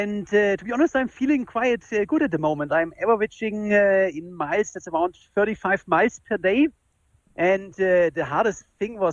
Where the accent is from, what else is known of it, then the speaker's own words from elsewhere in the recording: Germany; I'm from Germany